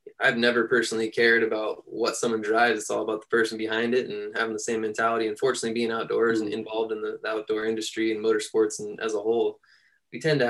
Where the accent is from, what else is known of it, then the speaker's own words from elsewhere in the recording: San Luis Obispo, California, United States; now in Chico, United States; I'm from San Luis Obispo, and we've got a ton of trails down there right in our backyard